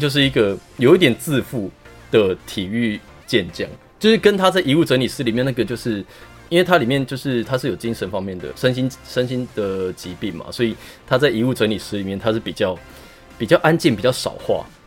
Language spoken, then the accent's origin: Chinese; Taiwan; 我们台湾也有自己的文化